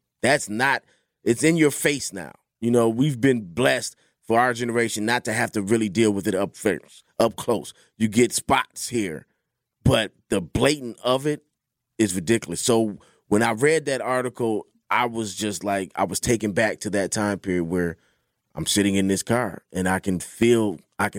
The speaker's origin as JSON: {"language": "English", "town": "Milwaukee", "region": "Wisconsin", "country": "United States", "also_born_or_lived": "Florida", "said": "I'm from Milwaukee"}